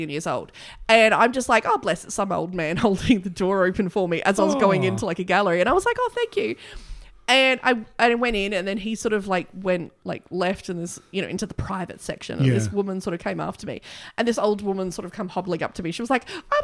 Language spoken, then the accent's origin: English; Broken Hill, New South Wales, Australia; my hometown.